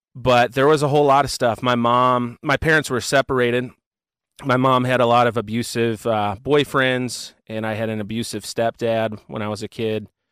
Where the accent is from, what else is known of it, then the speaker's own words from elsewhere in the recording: Cincinnati, Ohio, United States; I am from Cincinnati, Ohio